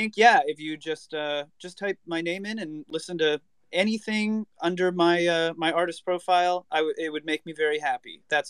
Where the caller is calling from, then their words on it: Hollywood, California, United States; I am coming from Hollywood, California, not Florida.